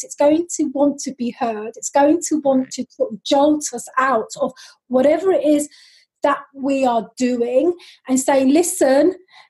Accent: London, United Kingdom; accent: London; moved away as an adult; now in Switzerland; I am originally from London, as you can probably tell from my lovely London accent, and I am now based in lovely Switzerland

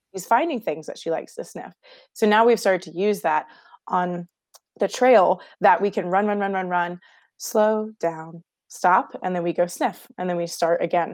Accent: Houston, Texas, United States; I grew up in Houston, Texas

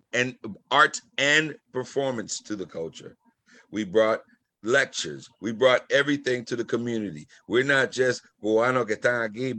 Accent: Boston, Massachusetts, United States; born or raised there; also born or lived in Cuba / Jamaica Plain, Boston

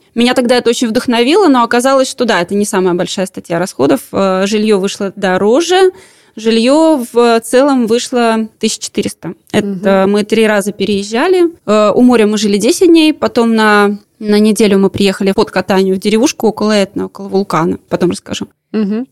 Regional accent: Latvia; откуда мы приехали, мы говорим, из Латвии

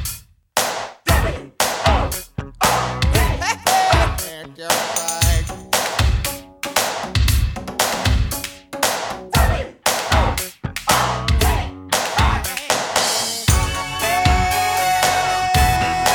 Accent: London, United Kingdom; also born or lived in Feltham; I grew up in London

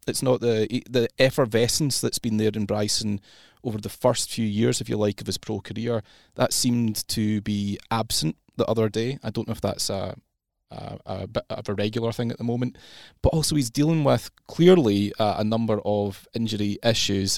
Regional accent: Scotland, United Kingdom; as a Scot myself

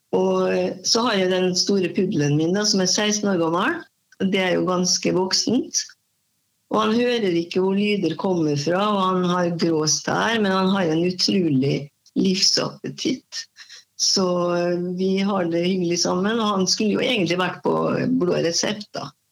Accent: Molde, Møre og Romsdal, Norway; moved away as an adult; now in Halden, Norway; Jeg kommer fra Molde

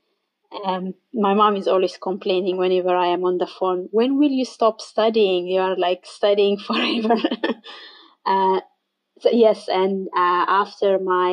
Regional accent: Ethiopia; moved away as an adult; now in Ireland; I am from Ethiopia originally

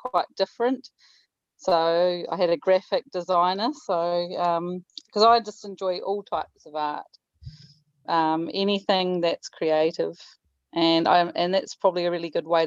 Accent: New Zealand; I'm an author from New Zealand.

